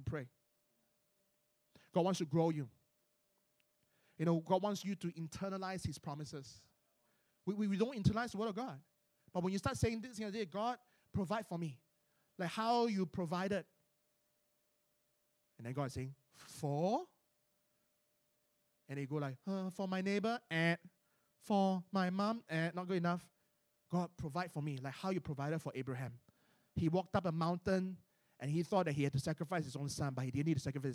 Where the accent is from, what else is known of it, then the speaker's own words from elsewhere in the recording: Malaysia; I'm from Malaysia